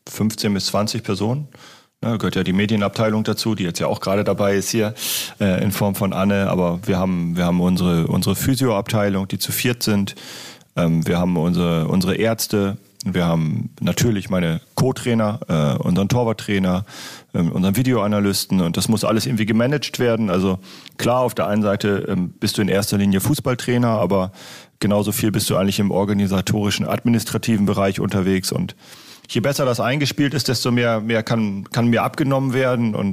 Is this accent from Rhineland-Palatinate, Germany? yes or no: no; Lower Saxony, Germany; für mich als Ostfriese ist es schon äh, stadtähnlich auf jeden Fall.